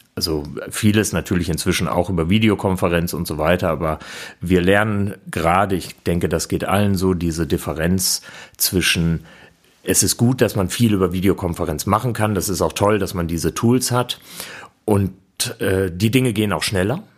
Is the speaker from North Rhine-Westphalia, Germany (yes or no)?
yes; Bielefeld, North Rhine-Westphalia, Germany; ich komme aus Bielefeld